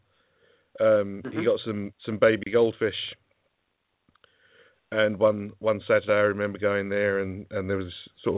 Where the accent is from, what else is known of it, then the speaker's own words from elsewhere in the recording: Essex, East of England, United Kingdom; I'm from Essex, to the east of London